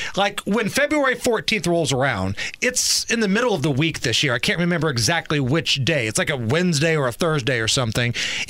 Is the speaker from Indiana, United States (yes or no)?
yes; Beech Grove, Indiana, United States; My hometown Walmart, the Beech Grove Walmart.